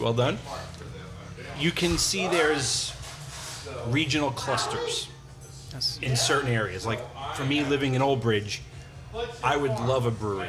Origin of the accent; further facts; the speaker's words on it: United States; growing up in this area, growing up in the New York, New Jersey metropolitan area